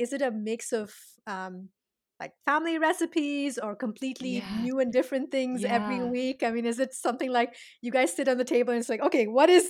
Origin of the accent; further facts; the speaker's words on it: India; English is a second language; You know, I'm Indian and I have my, you know, I have my chai.